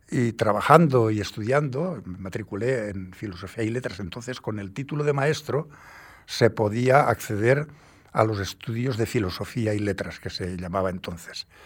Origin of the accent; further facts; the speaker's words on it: Castellón de la Plana, Valencian Community, Spain; born there; also born or lived in Asturias; He vivido en sitios muy, muy curiosos de España. De, de yo nací en Castellón de la Plana, ¿eh?